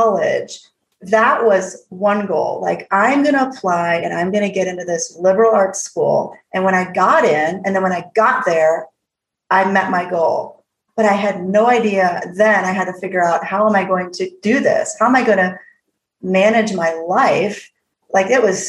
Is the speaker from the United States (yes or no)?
yes; Midwest, United States; moved away as an adult; also born or lived in Alaska; growing up in the Midwest in the 80s